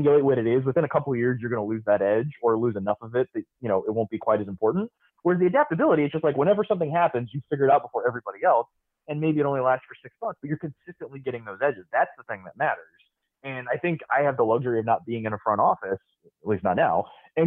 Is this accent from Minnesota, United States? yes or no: no; Tampa, Florida, United States; I grew up in Tampa